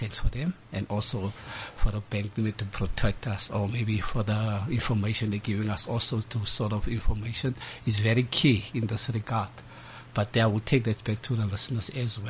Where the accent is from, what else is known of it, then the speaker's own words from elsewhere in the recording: Kazakhstan; I'm also from Kazakhstan.